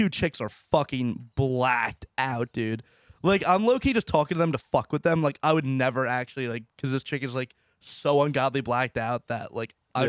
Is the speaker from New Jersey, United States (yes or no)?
yes; New Jersey, United States; But then once I say we're from New Jersey, this one chick freaks out.